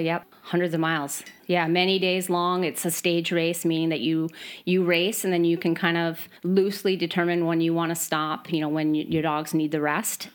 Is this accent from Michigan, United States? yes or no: yes; Midwest, Michigan, United States; moved away as an adult; now in Sweden; I am from the Midwest